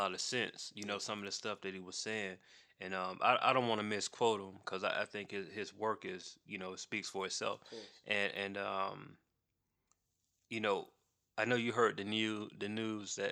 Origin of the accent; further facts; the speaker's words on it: Macon, Georgia, United States; I'm from Macon